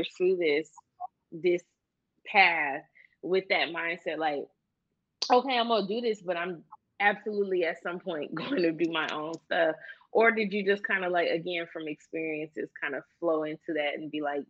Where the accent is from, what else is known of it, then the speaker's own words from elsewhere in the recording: Saginaw, Michigan, United States; moved away as an adult; also born or lived in Detroit, Michigan; now in Los Angeles, United States; I'm from Saginaw